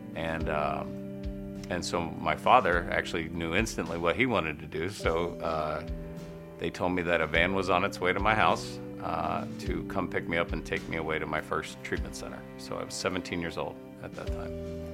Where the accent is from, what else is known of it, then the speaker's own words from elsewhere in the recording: Parkersburg, West Virginia, United States; I grew up in Parkersburg, West Virginia